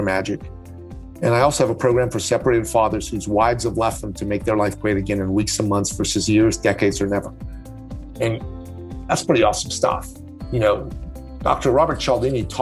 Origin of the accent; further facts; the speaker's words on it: Tehran, Tehran Province, Iran; now in Canada; I was born in Tehran, Iran, and I grew up with an international, global, and cosmopolitan outlook. And in that type of environment, I went to an American school in Iran